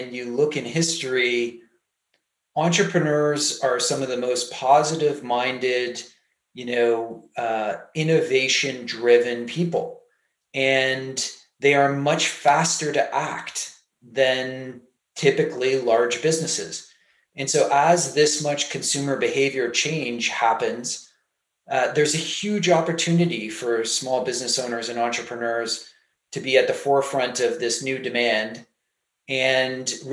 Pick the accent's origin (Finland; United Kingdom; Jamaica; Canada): Canada; I'm Canadian